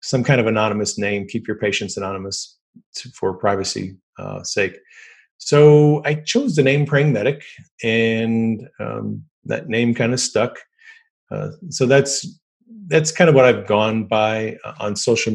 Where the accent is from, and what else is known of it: United States